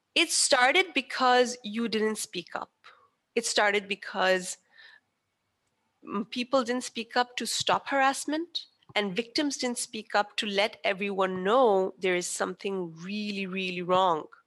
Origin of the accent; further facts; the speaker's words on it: Pakistan; I am Pakistani